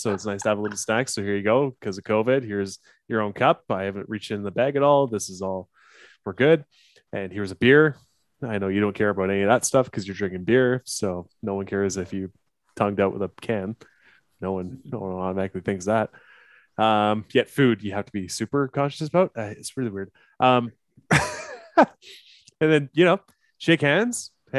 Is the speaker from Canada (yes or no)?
yes; Canada; Hello, I am from Canada and they say I'm a little slow. Eh?